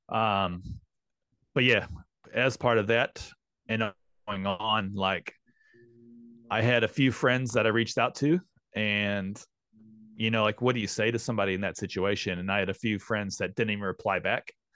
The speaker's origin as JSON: {"language": "English", "town": "St. Louis", "region": "Missouri", "country": "United States", "tie": "born or raised there", "also_born_or_lived": "London, United Kingdom", "moved": "as an adult", "lives_now": "Queenstown, New Zealand", "said": "Saint Louis, Missouri is, uh, my, my hometown. Grew, born and raised there"}